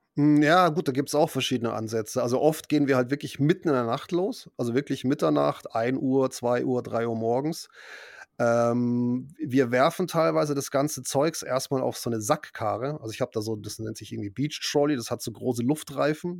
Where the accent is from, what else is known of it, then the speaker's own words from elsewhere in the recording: Munich, Bavaria, Germany; ich bin ja wirklich in Bayern aufgewachsen